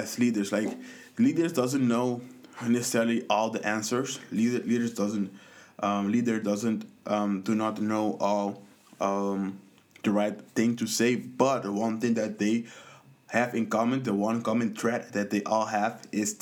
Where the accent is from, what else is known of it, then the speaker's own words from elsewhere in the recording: Curaçao; I grew up in the Caribbean on a small island in Curaçao